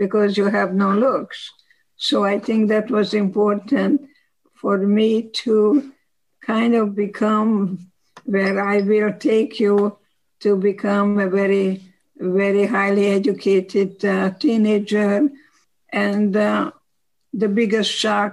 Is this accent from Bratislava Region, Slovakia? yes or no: no; Košice, Košice Region, Slovakia; English is a second language; moved away as an adult; now in United States; I was born in 1927 in Košice, Czechoslovakia